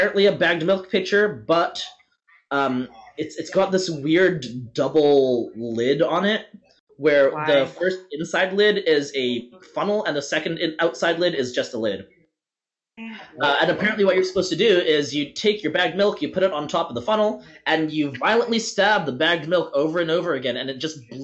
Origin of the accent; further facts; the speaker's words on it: Western Canada, Canada; I'm from Western Canada